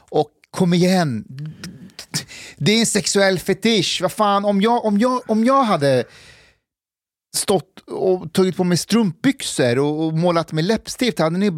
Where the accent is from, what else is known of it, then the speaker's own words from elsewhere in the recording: Afghanistan; now in Sweden; jag är ju afghan